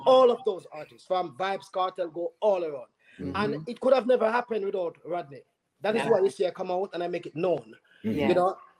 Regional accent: Linstead, Saint Catherine, Jamaica; moved away as an adult; also born or lived in St. Mary, Jamaica; now in Georgia, United States; That's where I'm from. I was born in St. Mary, but I don't know St. Mary. I know Linstead

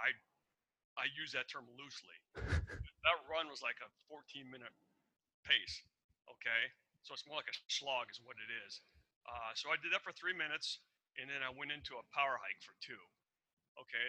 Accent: Iowa, United States; moved away as an adult; also born or lived in Arizona / Seattle; I grew up in Iowa. I told you that. 18 years in Iowa

